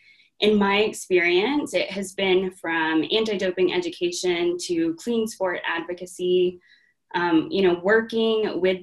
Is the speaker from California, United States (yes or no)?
no; Texas, United States; moved away as an adult; now in Minnesota, United States; I was born and raised in Texas, went to undergrad at the University of Texas at Arlington, and then got my pharmacy degree, or PharmD, at Texas Tech Health Sciences Center in Abilene, Texas.